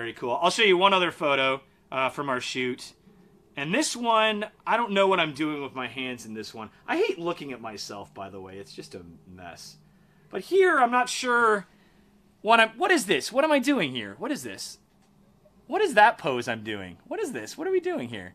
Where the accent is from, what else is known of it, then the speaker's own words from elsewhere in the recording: just outside Detroit, Michigan, United States; I'm from Michigan, and just outside Detroit